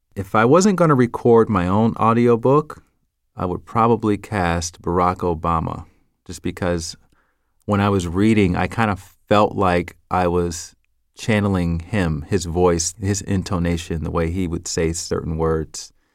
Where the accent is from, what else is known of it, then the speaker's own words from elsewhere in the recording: the South, United States; accent: Southern; I'm from the South, so I would pronounce things with a Southern accent